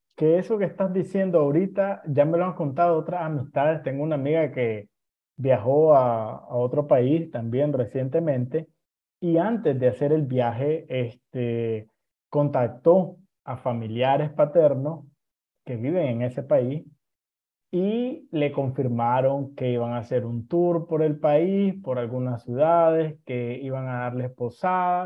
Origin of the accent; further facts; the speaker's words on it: Nicaragua; así somos los nicaragüenses